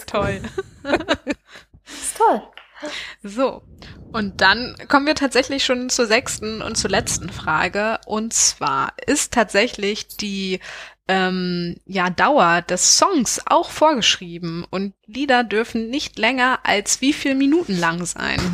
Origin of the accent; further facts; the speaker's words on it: near Schwerin, Mecklenburg-Vorpommern, Germany; ich bin aufgewachsen in der Nähe von Schwerin